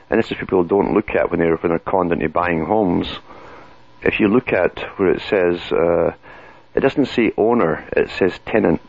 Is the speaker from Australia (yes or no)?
no; United Kingdom; now in Canada; I come from Britain